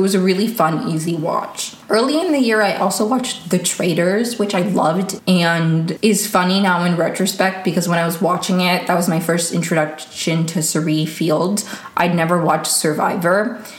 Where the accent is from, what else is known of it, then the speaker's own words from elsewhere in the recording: Venezuela; born there; English is a second language; I was born in Venezuela and I do speak Spanish, but I feel like I wouldn't say I've lost it, but I do, it's not as good as it used to be.